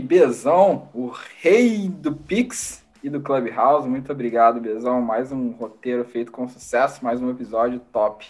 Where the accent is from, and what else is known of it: Brazil; now in United States